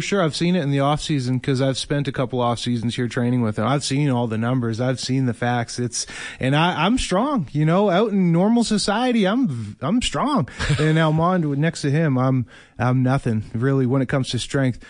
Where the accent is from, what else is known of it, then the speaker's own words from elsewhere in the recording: Winnipeg, Manitoba, Canada; Winnipeg, my hometown